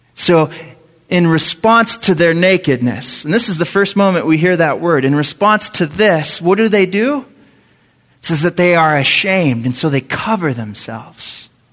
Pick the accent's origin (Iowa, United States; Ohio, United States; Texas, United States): Texas, United States; San Antonio; I grew up in San Antonio, Texas